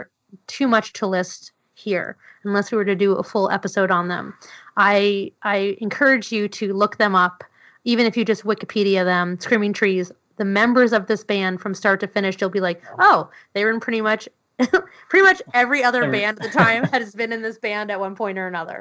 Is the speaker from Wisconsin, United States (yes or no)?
no; New York City, New York, United States; I grew up in New York City